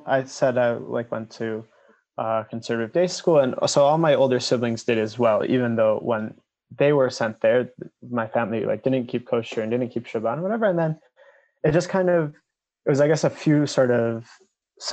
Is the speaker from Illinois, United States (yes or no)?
yes; Skokie, Illinois, United States; moved away as an adult; now in Israel; I grew up in Skokie, Illinois, which is next to Chicago, until I was 18. And now I live in Israel, where I moved then.